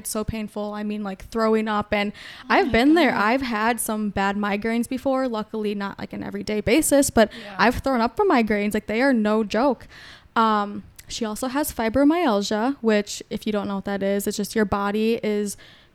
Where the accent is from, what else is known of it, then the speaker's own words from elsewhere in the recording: Prior Lake, Minnesota, United States; I grew up in Prior Lake. I guess also 2 other cities having like divorced parents